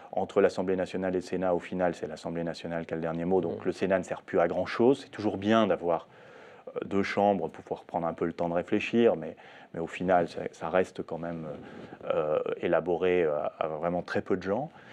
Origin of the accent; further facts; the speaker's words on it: France; chez nous, en France